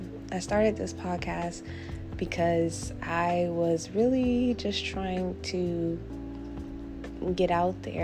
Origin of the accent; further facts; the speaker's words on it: New Jersey, United States; I'm from New Jersey